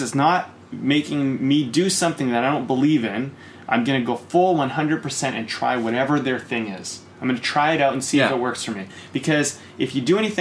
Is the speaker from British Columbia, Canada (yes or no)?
yes; Coquitlam, British Columbia, Canada; when I grew up in Coquitlam